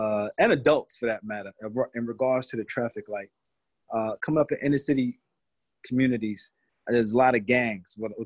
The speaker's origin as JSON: {"language": "English", "town": "New York City", "region": "New York", "country": "United States", "tie": "born or raised there", "also_born_or_lived": "Brooklyn / Long Island", "moved": "yes", "said": "I was born in Brooklyn, grew up in Queens, and then migrated to different parts of Long Island."}